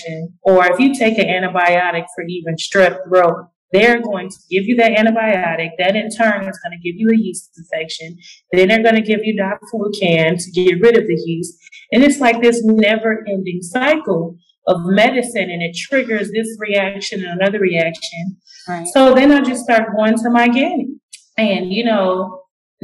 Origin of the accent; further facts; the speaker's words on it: Springfield, Illinois, United States; I'm originally from Illinois. Small town, the capital, Springfield